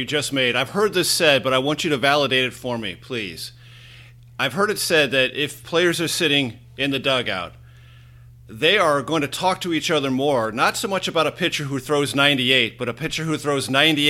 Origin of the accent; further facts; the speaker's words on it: San Diego, California, United States; my hometown of San Diego